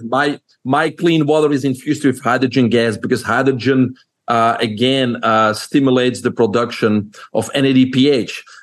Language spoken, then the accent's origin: English; Belgium; moved away as an adult; now in United States; people can hear my accent. I'm originally from Belgium.